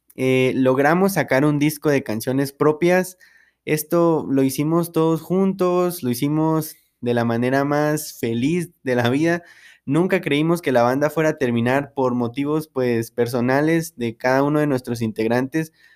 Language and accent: Spanish; San Marcos, Guatemala; also born or lived in Quetzaltenango (Xela), Guatemala; yo soy de San Marcos, entonces eh, vivía la mayor parte del tiempo en Shela